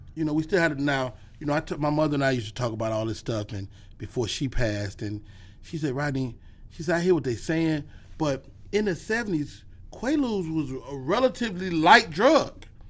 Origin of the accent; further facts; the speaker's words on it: Chicago, Illinois, United States; I'm from Chicago